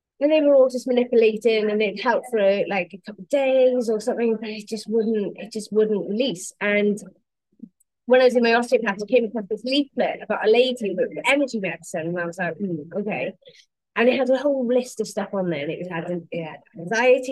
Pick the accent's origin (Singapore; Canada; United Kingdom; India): United Kingdom; Wales; I'm the limpet from Wales